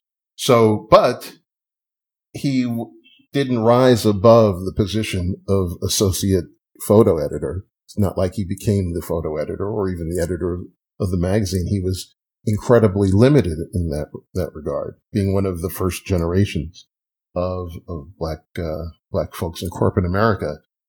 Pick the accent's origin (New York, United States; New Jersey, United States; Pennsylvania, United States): New York, United States; Hempstead; growing up in Hempstead, Long Island, we weren't taught about entrepreneurs.